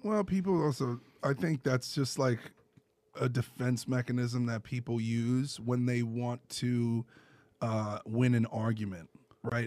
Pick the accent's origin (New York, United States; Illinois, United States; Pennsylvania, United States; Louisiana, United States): New York, United States; New York City; I grew up in Brooklyn